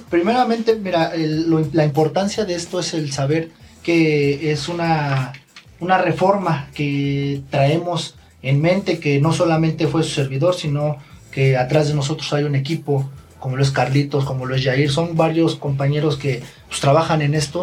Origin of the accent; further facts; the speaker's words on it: Ixtapaluca, State of Mexico, Mexico; Yo soy del municipio de Ixtapaluca